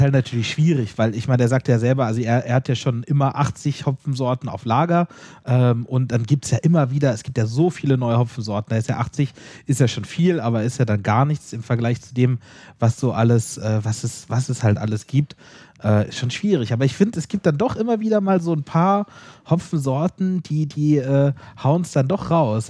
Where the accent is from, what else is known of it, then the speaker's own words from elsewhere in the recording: Southern Germany, Germany; kommen wir aus Süddeutschland